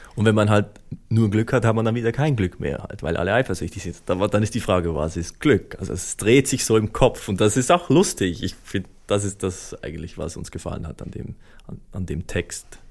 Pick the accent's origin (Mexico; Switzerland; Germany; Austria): Switzerland; als Schweizer